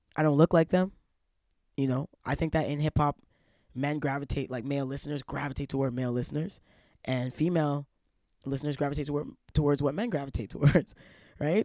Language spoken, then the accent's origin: English; Toronto, Ontario, Canada; those kind of, like, condemning early experiences growing up in Toronto.